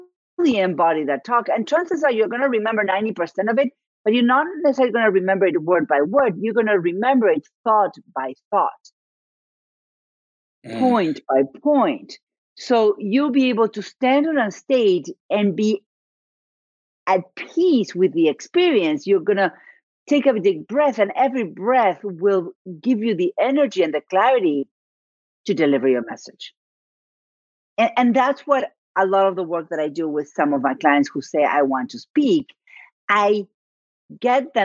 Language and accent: English; Argentina; first language Spanish; English is a second language; moved away